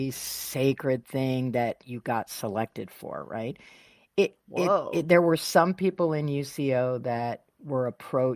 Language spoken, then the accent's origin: English; Michigan, United States; now in San Diego, United States; I grew up in Michigan